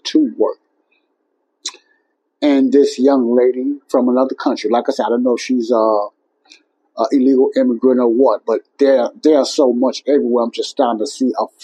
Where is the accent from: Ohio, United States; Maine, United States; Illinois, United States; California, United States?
Illinois, United States; Chicago; my hometown, Chicago